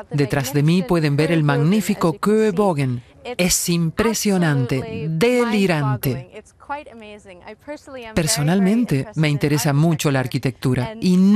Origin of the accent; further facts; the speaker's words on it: Canada; moved away as an adult; now in Düsseldorf, Germany; soy de Canadá. Estoy en Düsseldorf haciendo unas prácticas.